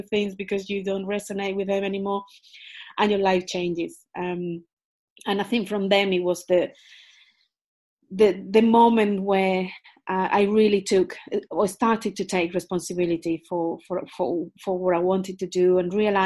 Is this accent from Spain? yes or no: yes; Spain; moved away as an adult; also born or lived in United Kingdom; I was born in Spain.